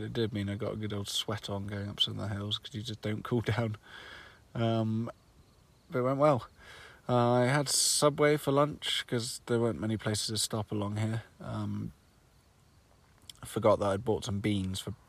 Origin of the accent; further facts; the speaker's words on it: United Kingdom; I'm from the UK